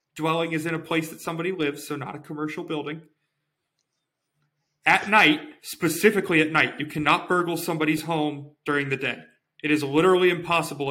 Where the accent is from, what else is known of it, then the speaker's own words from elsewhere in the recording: California, United States; I'm from California